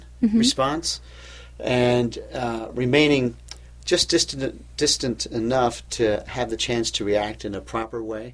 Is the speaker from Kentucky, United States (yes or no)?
yes; Louisville, Kentucky, United States; moved away as an adult; now in Cleveland, United States; I came to Cleveland from Louisville, Kentucky, where I was born, to go to college